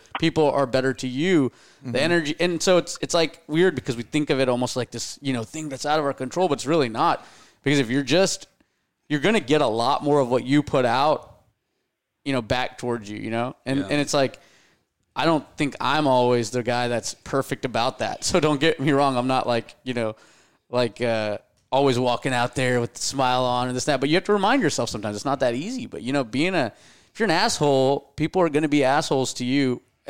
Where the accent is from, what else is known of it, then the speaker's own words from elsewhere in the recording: India; And I mean, not just cause I'm Indian, but like the karma thing's always worked out.